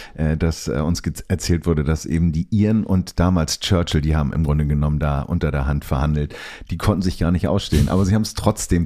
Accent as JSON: {"language": "German", "country": "Germany", "said": "wir kommen aus Deutschland"}